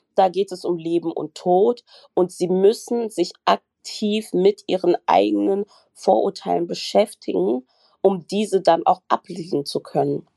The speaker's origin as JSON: {"language": "German", "country": "Germany", "also_born_or_lived": "Frankfurt am Main", "said": "Ich bin Deutsche, ich lebe in Deutschland und ich bin in einem deutschen Krankenhaus."}